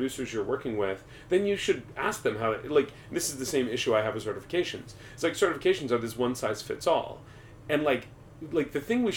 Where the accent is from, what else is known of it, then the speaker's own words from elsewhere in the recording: United States; as an American